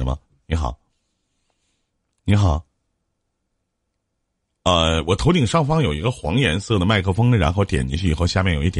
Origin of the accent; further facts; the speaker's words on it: Shenyang, Liaoning, China; 我也是沈阳的